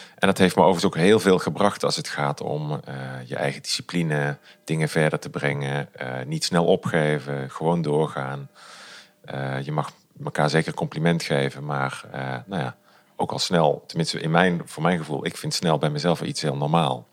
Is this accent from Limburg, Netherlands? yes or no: yes; Limburg, Netherlands; also born or lived in Culemborg; ik ben na een maand of zes ook weer terug verhuisd naar Limburg